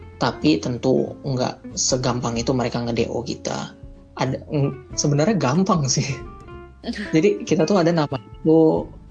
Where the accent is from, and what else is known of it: Indonesia; moved away as an adult; also born or lived in Russia